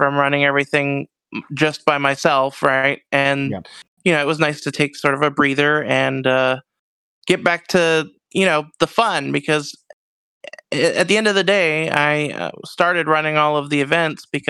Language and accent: English; Canada; also born or lived in Rochester, Minnesota; I'm Canadian